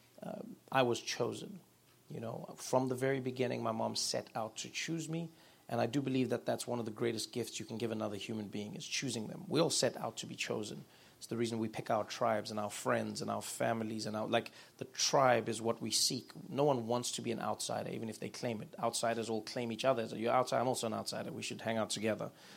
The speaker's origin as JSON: {"language": "English", "town": "Soweto", "region": "Gauteng", "country": "South Africa", "tie": "born or raised there", "said": "growing up in South Africa, especially during the apartheid years, meant that for the most part you lived in a matriarchal society if you were a person of color"}